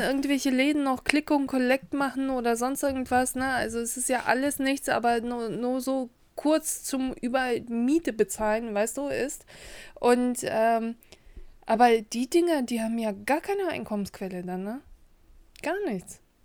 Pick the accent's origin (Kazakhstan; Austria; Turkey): Kazakhstan; now in Germany; ich komme ja nicht aus Russland, ich komme aus Kasachstan